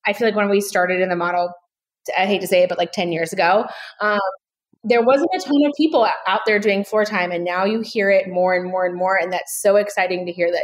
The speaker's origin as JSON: {"language": "English", "town": "Goldsboro", "region": "North Carolina", "country": "United States", "tie": "born or raised there", "said": "I was born and raised in Goldsboro, North Carolina"}